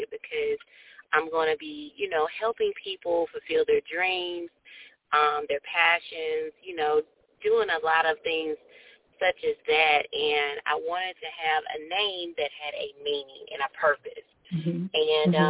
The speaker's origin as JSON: {"language": "English", "town": "Columbus", "region": "Ohio", "country": "United States", "tie": "born or raised there", "said": "When we were growing up in Columbus"}